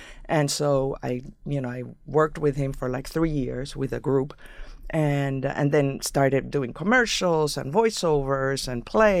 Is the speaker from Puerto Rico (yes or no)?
yes; San Juan, Puerto Rico; English is a second language; moved away as an adult; In San Juan.